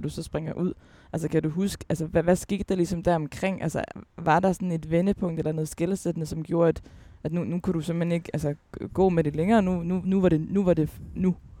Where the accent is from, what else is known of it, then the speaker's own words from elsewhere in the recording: Aalborg, North Denmark Region, Denmark; jeg er vokset op i Aalborg